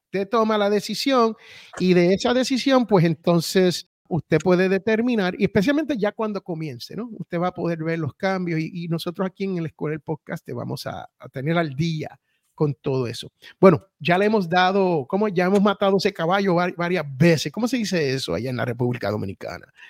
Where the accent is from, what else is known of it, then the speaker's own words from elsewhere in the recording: Puerto Rico; also born or lived in United States (born); yo soy bien boricua